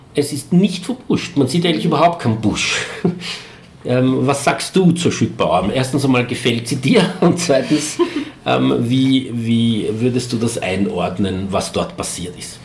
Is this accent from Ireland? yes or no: no; Eastern Austria, Austria; hier bei uns in Ostösterreich